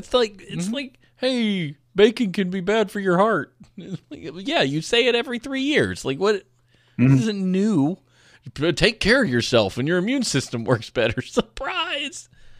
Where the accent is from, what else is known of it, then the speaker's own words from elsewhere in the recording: the South, United States; No, I come from the South where we just yell about people in our private conversations